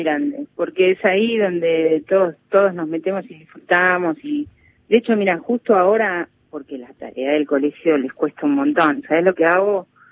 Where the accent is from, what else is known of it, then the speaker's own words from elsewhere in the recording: Lanús, Buenos Aires Province, Argentina; Yo nací en Lanús